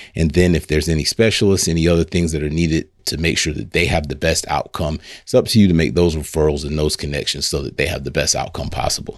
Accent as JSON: {"language": "English", "town": "Lake City", "country": "United States", "tie": "born or raised there", "said": "I grew up right here in Lake City, small community right outside Lake City called Hog Eye"}